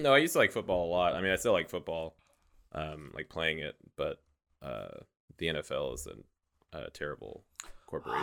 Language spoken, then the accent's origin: English; Weston, Missouri, United States; I grew up in Weston, Missouri